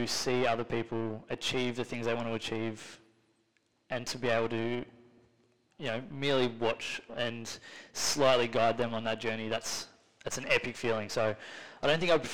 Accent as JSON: {"language": "English", "town": "Carrum Downs", "region": "Victoria", "country": "Australia", "tie": "born or raised there", "said": "I grew up in Carrum Downs, played footy at Seaford Tigers"}